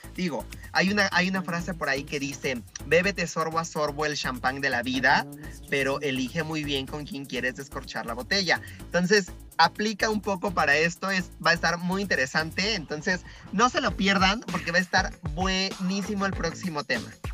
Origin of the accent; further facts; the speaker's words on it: Puebla, Mexico; como sociedad mexicana y en el caso específico de Puebla